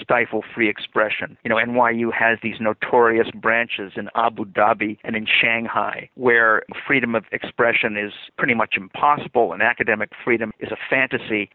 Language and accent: English; Illinois, United States; I'm from Illinois